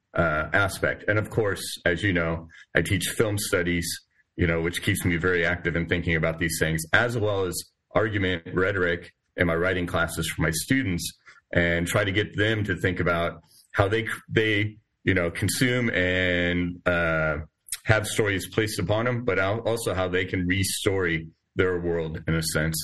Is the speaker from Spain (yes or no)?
no; San Diego, California, United States; moved away as an adult; also born or lived in Oregon / Midwest; now in Lexington, United States; I'm originally from the West Coast, San Diego primarily, but also lived in Oregon